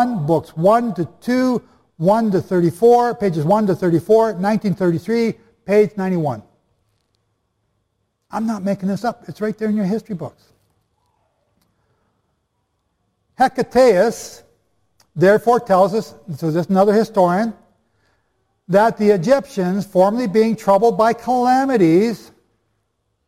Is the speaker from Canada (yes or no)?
yes; Canada; I'm just Canadian